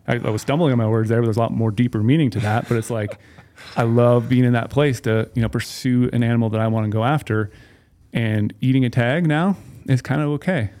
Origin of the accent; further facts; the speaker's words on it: Minnesota, United States; moved away; I grew up in Minnesota